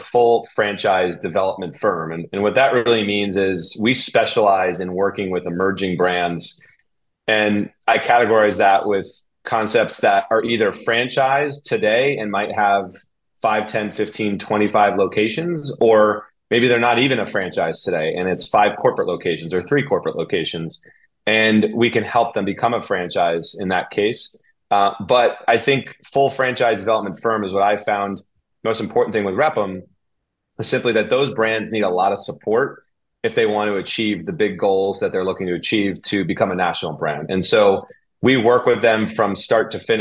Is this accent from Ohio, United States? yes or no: no; New York, United States; moved away; also born or lived in Connecticut; I'm from New York